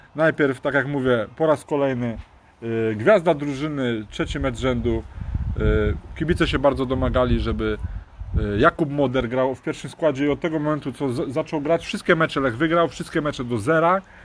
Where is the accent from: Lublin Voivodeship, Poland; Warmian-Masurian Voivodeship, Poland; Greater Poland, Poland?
Greater Poland, Poland; Poznań; my jesteśmy z Poznania